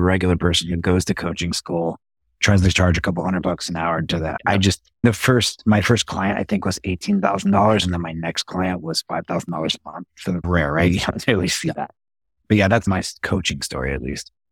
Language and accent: English; Las Vegas, Nevada, United States; moved away as an adult; now in San Diego, United States; born and raised in Las Vegas